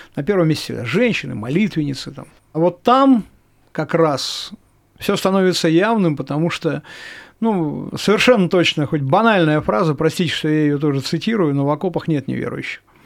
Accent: Chelyabinsk, Chelyabinsk Oblast, Russia; в нашем городе

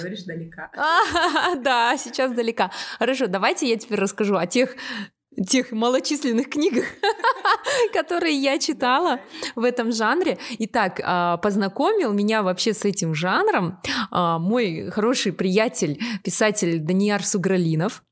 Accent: Aktobe, Aktobe Region, Kazakhstan; Я сама из Актобе, и я была школьницей

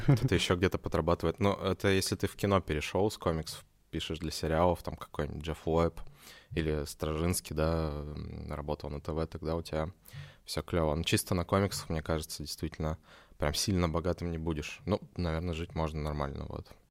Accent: Omsk, Omsk Oblast, Russia; now in Saint Petersburg, Russia; я сам из Омска

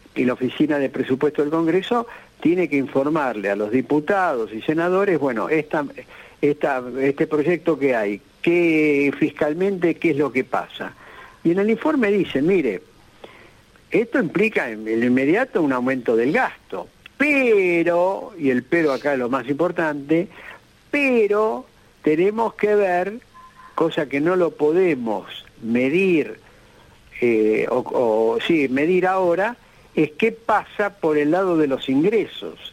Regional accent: Argentina; como argentinos este, que estamos en este país

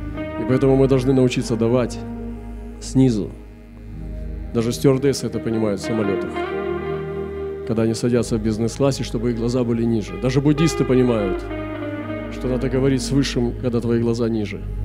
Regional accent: Russia; Если я уроженец России, если здесь моя родина

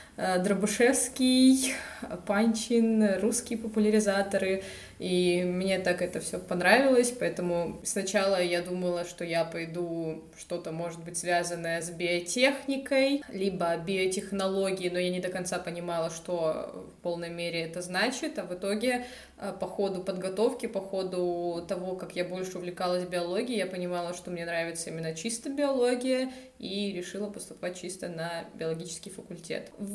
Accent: Anapa, Krasnodar Krai, Russia; moved away as an adult; now in Rostov-on-Don, Russia; я из Анапы, из Краснодарского края

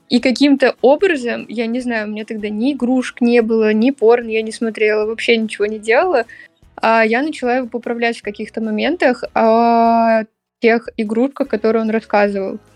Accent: Saint Petersburg, Russia; Я родилась в Питере

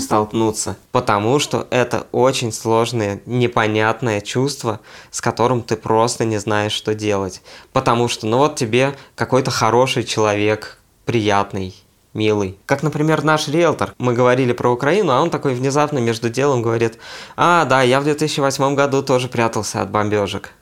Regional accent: Siberia, Russia; moved away as an adult; now in Tbilisi, Georgia; мы говорили, что мы из Сибири

